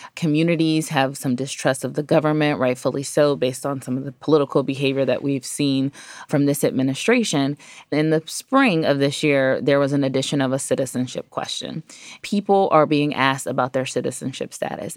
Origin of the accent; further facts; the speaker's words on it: Ohio, United States; also born or lived in New York City; now in Washington, D.C., United States; I'm from Ohio originally, I've lived in New York City, and now I live in Washington, D C.